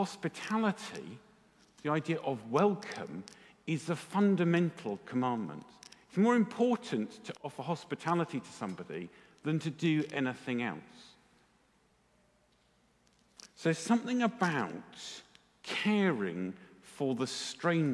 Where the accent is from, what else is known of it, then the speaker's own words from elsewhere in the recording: England, United Kingdom; because we're English